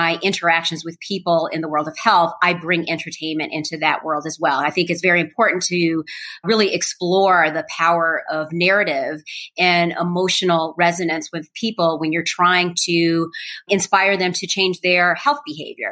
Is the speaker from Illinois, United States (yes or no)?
yes; Chicago, Illinois, United States; growing up on the South Side of Chicago